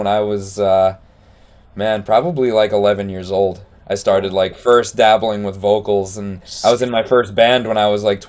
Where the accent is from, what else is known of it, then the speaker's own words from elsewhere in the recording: Rhode Island, United States; moved away as an adult; now in Seattle area, United States; I moved out here 3 years ago, but I grew up in Rhode Island, which is on the East Coast.